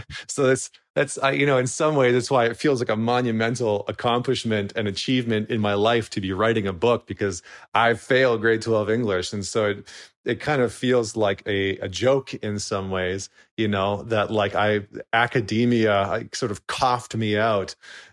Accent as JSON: {"language": "English", "region": "Alberta", "country": "Canada", "tie": "born or raised there", "said": "I remember distinctly being a 17-year-old kid growing up in Northern Alberta."}